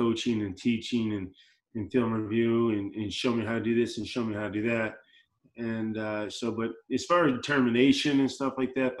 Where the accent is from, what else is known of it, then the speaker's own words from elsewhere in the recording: Chicago, Illinois, United States; moved away; I grew up in Chicago, so you know, Bear fan